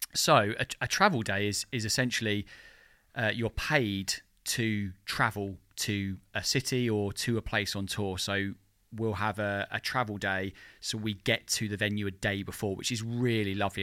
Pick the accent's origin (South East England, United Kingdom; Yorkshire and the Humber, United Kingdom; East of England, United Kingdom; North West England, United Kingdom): South East England, United Kingdom; Margate; moved away as an adult; also born or lived in London; now in Margate, United Kingdom; I moved out of London and I moved back to, to my hometown, Margate